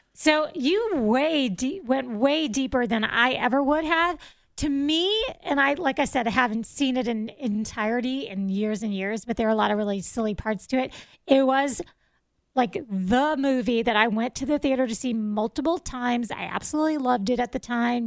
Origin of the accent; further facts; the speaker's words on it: South Florida, United States; I'm a city girl. I grew up in South Florida.